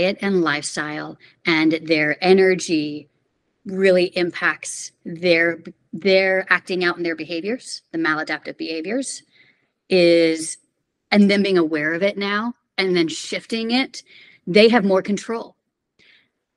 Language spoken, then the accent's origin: English; Houston, Texas, United States; moved away; I'm originally from Houston, Texas